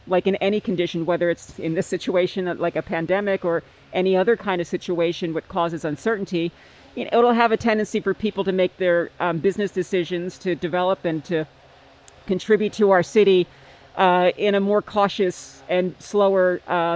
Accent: Northeast Pennsylvania, United States; moved away as an adult; also born or lived in Maryland, United States; now in Seattle, United States; I'm a native from Northeast Pennsylvania

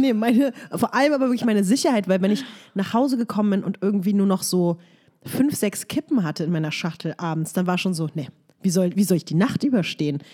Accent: Berlin, Germany; in meiner Heimatstadt

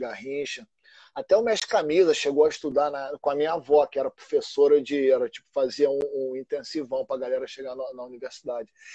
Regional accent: Rio de Janeiro, Brazil; E eu cresci ali em Santa Teresa, né? Em Santa Teresa é, é um local bem único no Rio de Janeiro

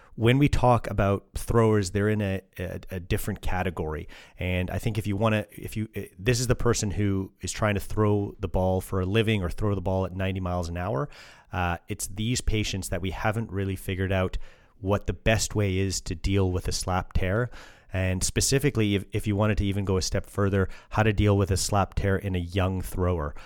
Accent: Canada; I'm I'm Canadian

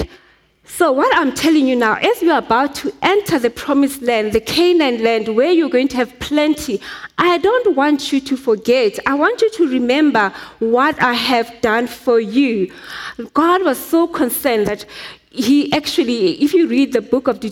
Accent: Soweto, Gauteng, South Africa; I grew up in Soweto.

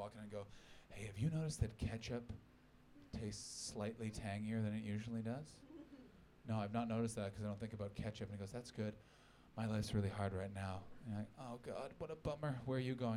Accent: Canada; I'm a Canadian

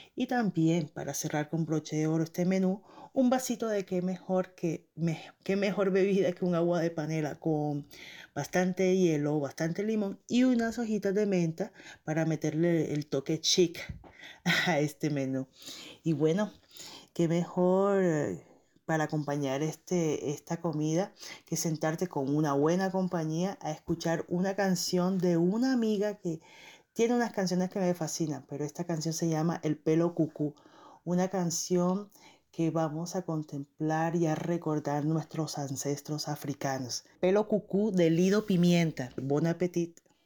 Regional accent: Barranquilla, Atlántico, Colombia; now in Montreal, Canada; soy una barranquillera radicada en Montreal, Canadá

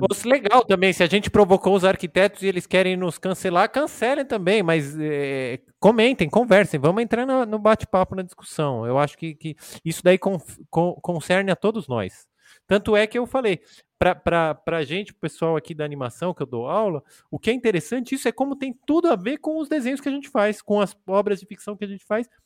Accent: São Paulo, Brazil; eu e o Daniel, a gente é de São Paulo, mora em São Paulo, estuda, trabalha aqui

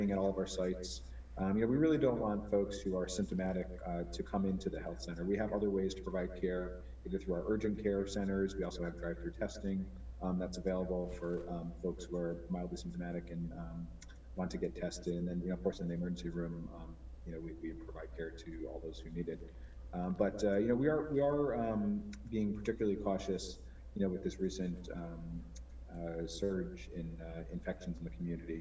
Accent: Connecticut, United States; also born or lived in New York; I'm from Connecticut originally

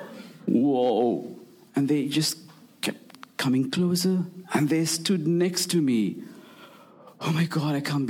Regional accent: Colombo, Western Province, Sri Lanka; I was born and bred in Colombo, the capital city of Sri Lanka

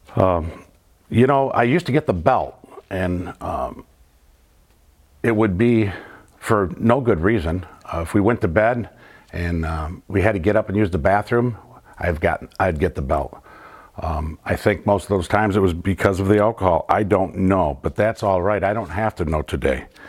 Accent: Flint, Michigan, United States; Growing up in the North End

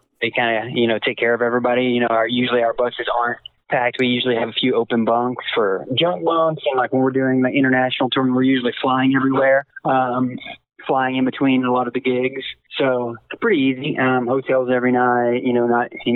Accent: Ferris, Texas, United States; It was in my hometown. That was my hometown claim to fame in Ferris, Texas

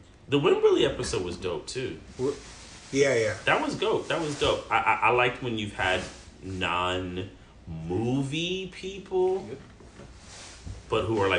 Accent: New York, United States; as a New Yorker, as a hip hopper, as a movie lover

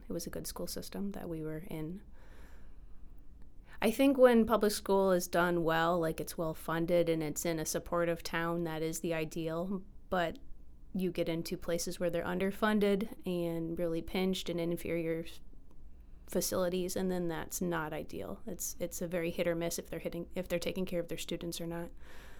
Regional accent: Michigan, United States; I am from Michigan, but my family moved around a lot, so it's hard to say, like, where in Michigan I'm from. So I sometimes say Detroit, I sometimes say Flint, I sometimes say Midland, and then Traverse City

